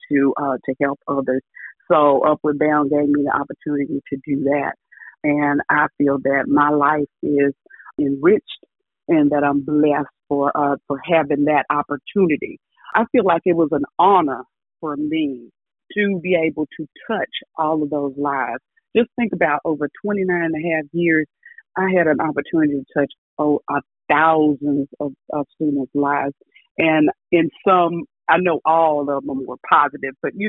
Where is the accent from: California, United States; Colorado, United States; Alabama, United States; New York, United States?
Alabama, United States; Ralph; I'm originally from Tuscaloosa County, a little small town called Ralph, Alabama. And my joke is, we didn't even have a traffic light. I think when I grew up, we probably didn't even have a caution light.